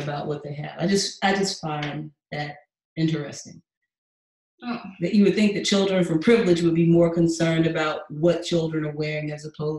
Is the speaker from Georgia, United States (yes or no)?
yes; Atlanta, Georgia, United States; moved away as an adult; now in Houston, United States; I'm from Atlanta